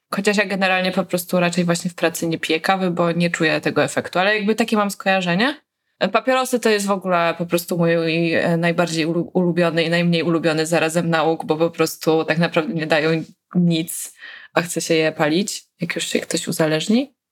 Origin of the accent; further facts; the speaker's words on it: Poland; dorastałyśmy w tym kraju